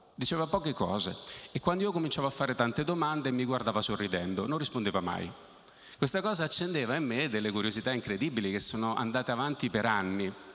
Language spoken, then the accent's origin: Italian; Naples, Campania, Italy; Io sono nato a Napoli